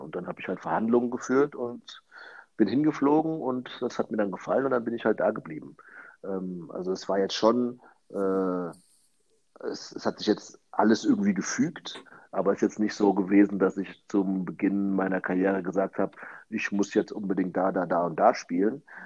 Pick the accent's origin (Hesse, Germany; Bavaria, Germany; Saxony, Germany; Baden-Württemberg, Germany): Hesse, Germany; Frankfurt; moved away as an adult; now in South Africa; in meiner Geburtsstadt oder in der Stadt, aus der ich komme und wo ich auch, äh, wo meine Familie, meine Freunde, viele meiner Freunde auch noch zu Hause sind